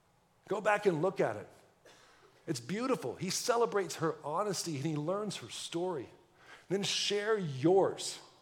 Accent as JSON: {"language": "English", "region": "Texas", "country": "United States", "said": "If that doesn't let you know I'm from Texas, I don't know what. I actually don't talk like a Texan a whole lot"}